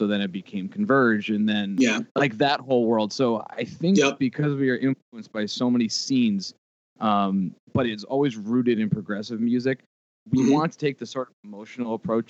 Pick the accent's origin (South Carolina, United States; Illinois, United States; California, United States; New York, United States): New York, United States; Mount Sinai; We don't consider it out east, but we're from Mount Sinai, which is like right next to Port Jeff, which I think is more like a larger landmark for people.